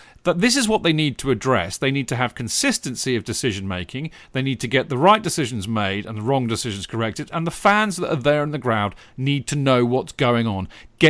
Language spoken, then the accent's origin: English; Seattle, Washington, United States; Chelsea came to my hometown of Seattle in Washington State to play the Seattle Sounders